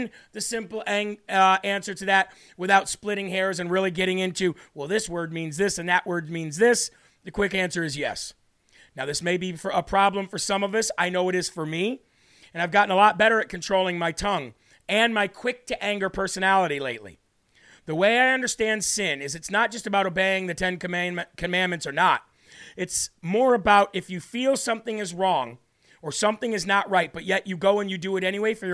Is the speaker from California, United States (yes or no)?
no; Illinois, United States; now in New Hampshire, United States; Illinois, my home state